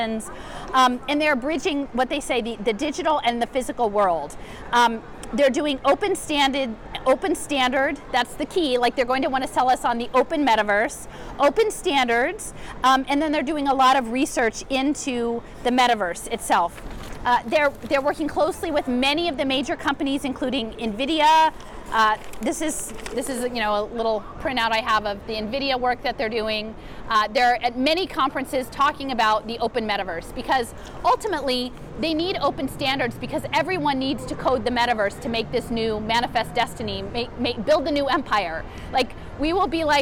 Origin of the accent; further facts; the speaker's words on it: Philadelphia, Pennsylvania, United States; as a Philadelphian